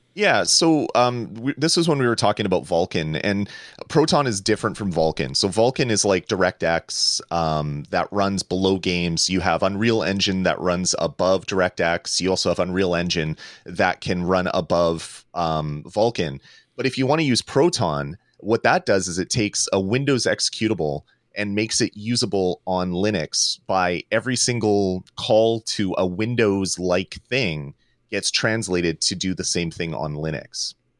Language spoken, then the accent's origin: English; Canada; I'm Canadian